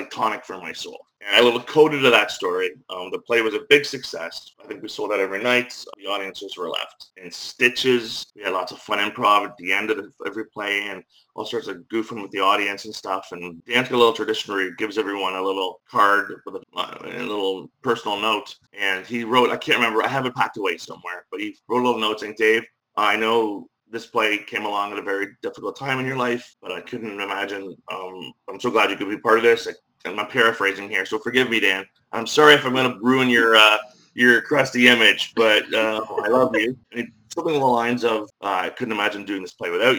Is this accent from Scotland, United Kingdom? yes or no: no; Belfast, Northern Ireland, United Kingdom; now in Sarnia, Canada; I was born and raised in Belfast, Northern Ireland.